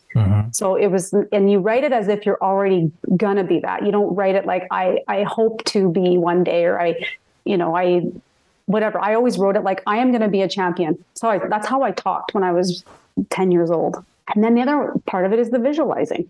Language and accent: English; Red Deer, Alberta, Canada; growing up in Red Deer